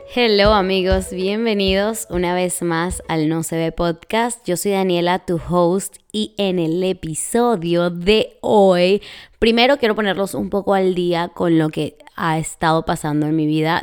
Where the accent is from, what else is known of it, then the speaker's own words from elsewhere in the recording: Venezuela; moved away as an adult; also born or lived in Florida, United States; now in Texas, United States; en mi país así se le dice